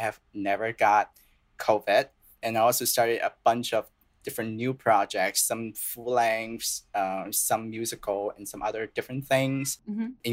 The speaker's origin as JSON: {"language": "English", "town": "Guangzhou", "region": "Guangdong", "country": "China", "also_born_or_lived": "Boston, United States", "first_language": "Cantonese and Mandarin", "second_language": "English", "moved": "as an adult", "lives_now": "New York, United States", "said": "I'm from the city called Guangzhou, which is very close to Hong Kong"}